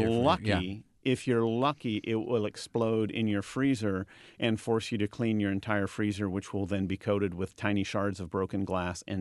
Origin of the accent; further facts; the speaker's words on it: Marysville, United States; born there; I, I was born in Marysville.